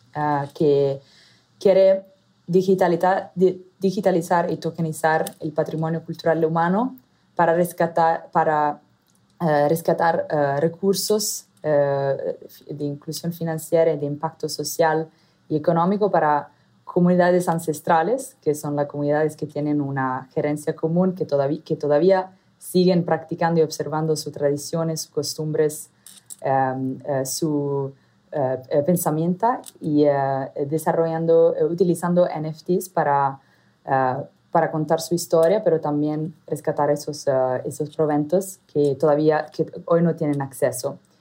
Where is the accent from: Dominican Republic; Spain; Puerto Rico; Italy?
Italy; accent: Italian; first language Italian; Spanish is a second language; moved away as an adult; also born or lived in Southeast Asia / Arab Gulf; mi acento, soy italiana de origen. Entonces, el español es mi tercer idioma